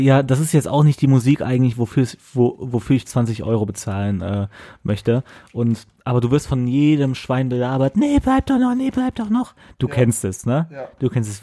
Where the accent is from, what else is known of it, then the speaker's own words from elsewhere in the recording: Bonn, North Rhine-Westphalia, Germany; moved away as an adult; now in Cologne, Germany; ich komme auch aus Bonn